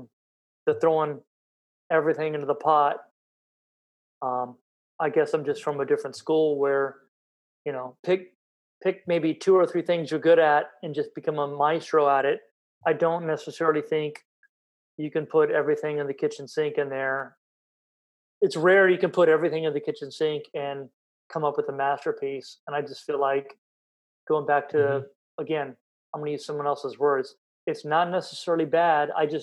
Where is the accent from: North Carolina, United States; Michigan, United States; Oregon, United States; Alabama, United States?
North Carolina, United States; growing up in North Carolina, it was one of the times I did live in the United States, and I did get some history drilled into me. Like, I know North Carolina state flag, flower, bird.